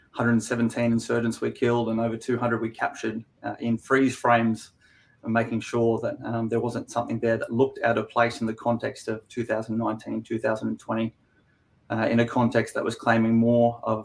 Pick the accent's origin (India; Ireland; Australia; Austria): Australia; Queensland; also born or lived in Canberra / United States; So I'm a Queenslander myself. I live here in Brizzy